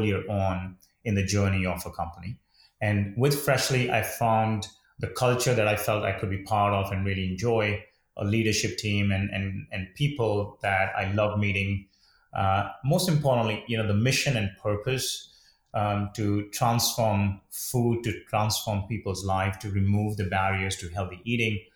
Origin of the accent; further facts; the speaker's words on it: India; moved away; when I was young and a kid growing up in India